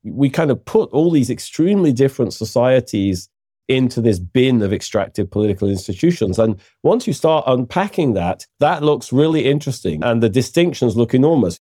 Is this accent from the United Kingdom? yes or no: yes; United Kingdom; I'm British